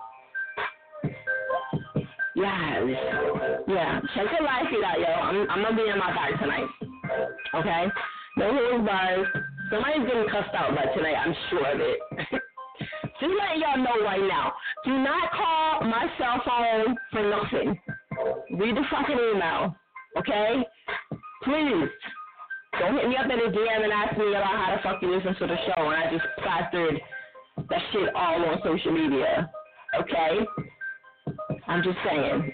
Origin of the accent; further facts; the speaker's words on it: New Jersey, United States; I'm from Jersey